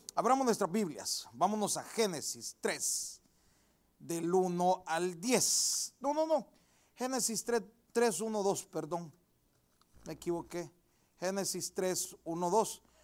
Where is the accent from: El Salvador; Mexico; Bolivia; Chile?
El Salvador; mi país, yo soy del Salvador